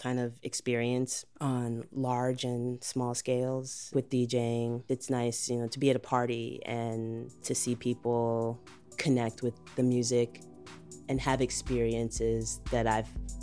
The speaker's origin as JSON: {"language": "English", "town": "Chicago", "region": "Illinois", "country": "United States", "tie": "born or raised there", "said": "I'm from Chicago, Illinois. Grew up all around, mostly on the South Side, Hyde Park, Bronzeville."}